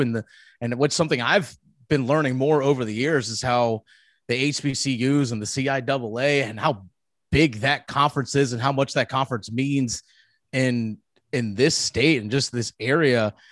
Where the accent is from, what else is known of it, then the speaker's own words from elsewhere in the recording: Charlottesville, Virginia, United States; moved away as an adult; also born or lived in Winchester, Virginia / Milwaukee; now in Raleigh, United States; I grew up in Charlottesville, which is the central part of the state where the University of Virginia is